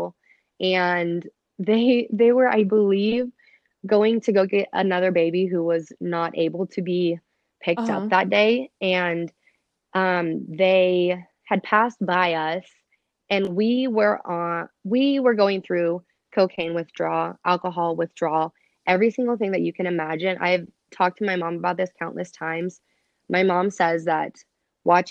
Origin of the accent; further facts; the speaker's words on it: Lawrence, Kansas, United States; moved away; So I was born in Lawrence, Kansas, actually, which is where I currently live.